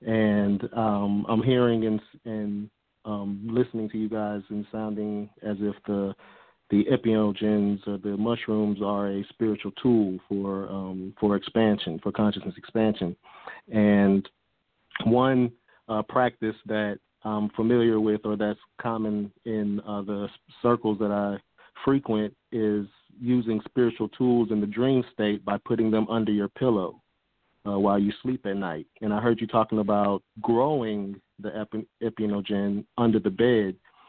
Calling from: Atlanta, Georgia, United States; I'm calling in from Atlanta, Georgia.

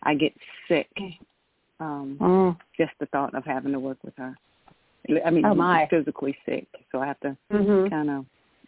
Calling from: Georgia, United States

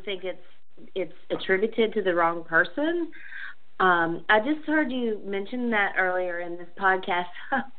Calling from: Tennessee, United States; from Tennessee.

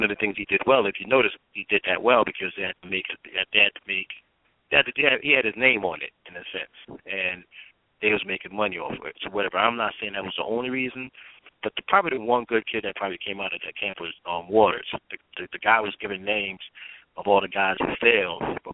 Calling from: New Jersey, United States; I'm calling you from Jersey now

